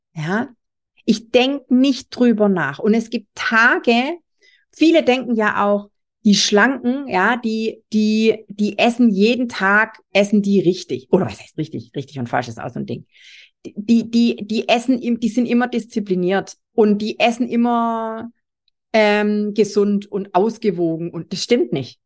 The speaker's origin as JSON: {"language": "German", "region": "Swabia", "country": "Germany", "said": "ich bin selber Schwabe"}